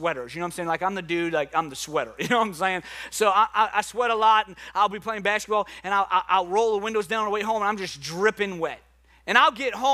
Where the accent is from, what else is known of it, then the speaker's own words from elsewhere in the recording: New Orleans, Louisiana, United States; accent: New Orleans; my New Orleans accent